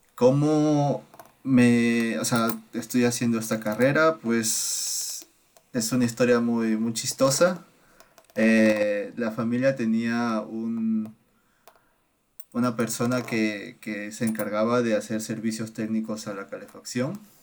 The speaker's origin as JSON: {"language": "Spanish", "region": "Lima", "country": "Peru", "moved": "as an adult", "lives_now": "Baden-Württemberg, Germany", "said": "yo soy de Perú, de, Lima"}